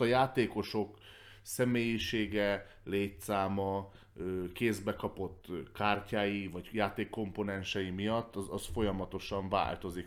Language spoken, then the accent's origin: Hungarian; Hungary; magyar ember vagyok